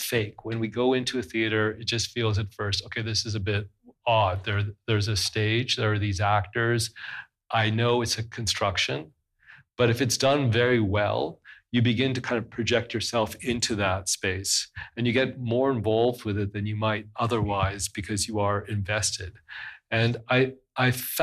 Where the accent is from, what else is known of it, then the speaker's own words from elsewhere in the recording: West Coast, British Columbia, Canada; also born or lived in Cairo, Egypt; I was raised on the West Coast